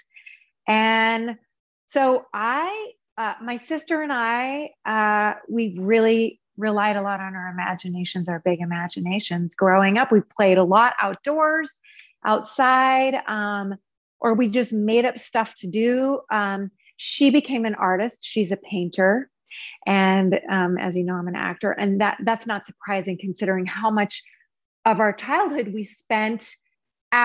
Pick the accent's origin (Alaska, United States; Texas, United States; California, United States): Alaska, United States; moved away as an adult; also born or lived in Seattle / Los Angeles; I was born and raised in Alaska